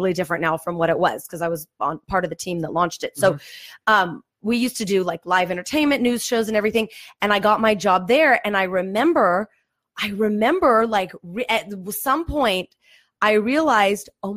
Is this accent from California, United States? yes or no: yes; Fresno, California, United States; moved away as an adult; now in Los Angeles, United States; growing up in Fresno, you really don't need to learn how to speak Armenian